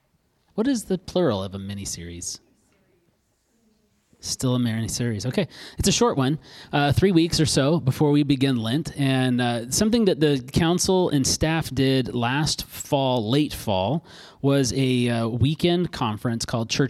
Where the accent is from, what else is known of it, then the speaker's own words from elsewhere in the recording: Alaska, United States; I grew up in Alaska